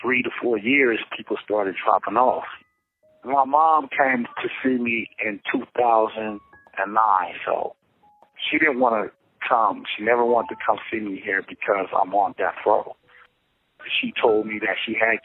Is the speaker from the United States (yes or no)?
yes; Los Angeles, California, United States; I'm from Los Angeles, California.